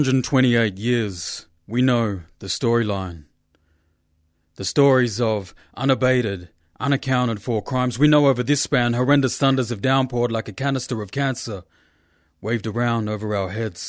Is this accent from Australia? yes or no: yes; Australia; In Western language, I'm from Yota Yota country